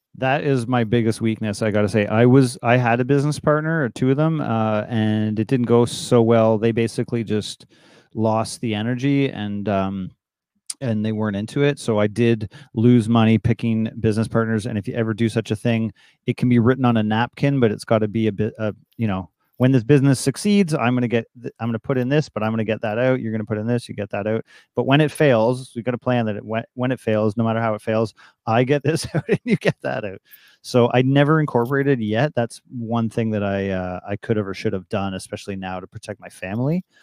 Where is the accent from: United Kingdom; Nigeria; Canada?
Canada; Toronto, Ontario; also born or lived in Ottawa; born in Toronto in seventy-five and grew up all around Toronto